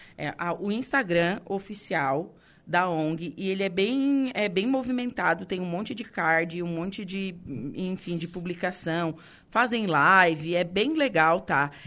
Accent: Torres, Rio Grande do Sul, Brazil; eu sou de Torres

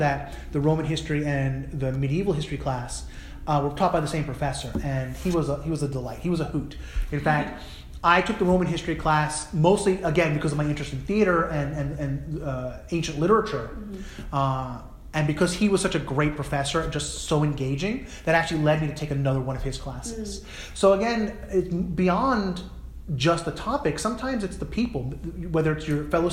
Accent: New Jersey, United States; a white Jewish person growing up in New Jersey in the 1980s

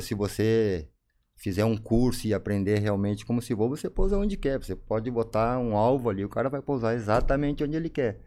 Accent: São Leopoldo, Rio Grande do Sul, Brazil; also born or lived in Cachoeira do Sul; eu nasci em Cachoeira do Sul, no Rio Grande do Sul, cidade interior. Fui para São Leopoldo, uhum mais ou menos. São Léo Grande. Isso, 9, 10 anos aí.

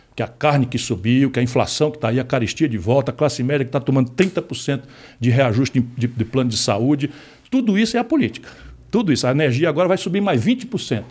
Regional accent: Ceará, Brazil; accent: cearense; eu falo como cearense

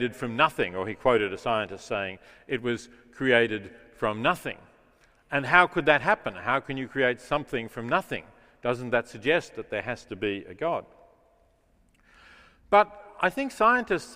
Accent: Melbourne, Victoria, Australia; moved away; my hometown, as I still think of Melbourne

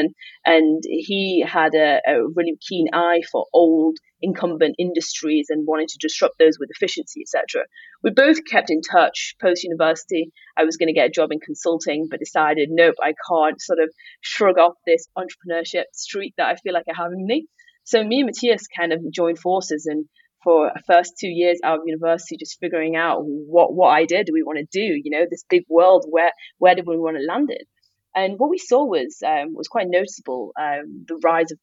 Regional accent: Manchester, North West England, United Kingdom; moved away as an adult; also born or lived in London; I grew up in Manchester

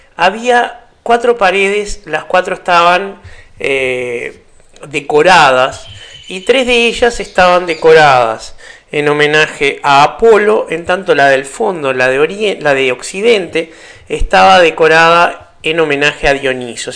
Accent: Uruguay; para los que somos uruguayos

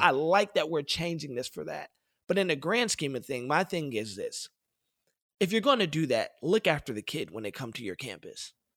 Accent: Detroit, Michigan, United States; I'm from Detroit, Michigan. The Detroit public school system is terrible

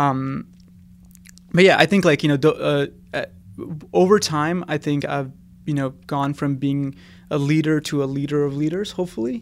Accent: India; moved away; I was really lucky to have my dad when I was growing up in India

